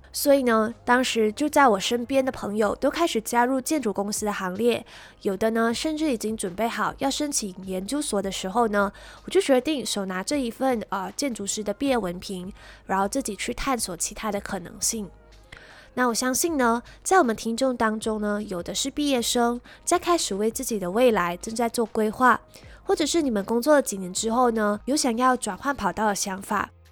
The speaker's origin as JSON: {"language": "Chinese", "country": "Malaysia", "said": "我来自马来西亚"}